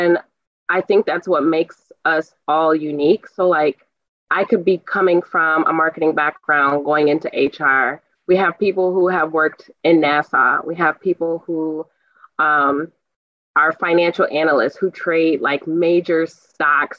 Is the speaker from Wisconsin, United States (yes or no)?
yes; Milwaukee, Wisconsin, United States; now in Madison, United States; I'm from Milwaukee, Wisconsin